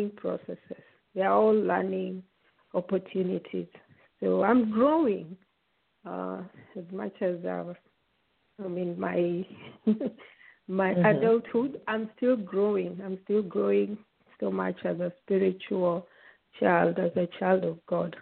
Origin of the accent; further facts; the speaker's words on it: Kenya; moved away; also born or lived in Uganda; I was born in Uganda, but we left when I was still a baby. We were still little when we moved back home to Kenya.